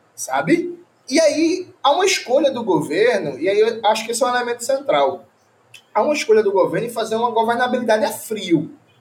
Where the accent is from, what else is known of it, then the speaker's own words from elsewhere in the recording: Pernambuco, Brazil; eu sou de Pernambuco